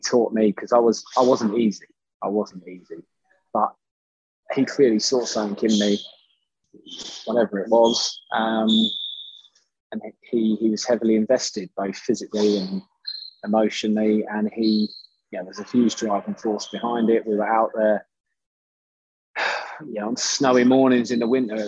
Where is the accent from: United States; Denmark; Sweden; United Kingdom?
United Kingdom; Bedfordshire, East of England; we're from Bedfordshire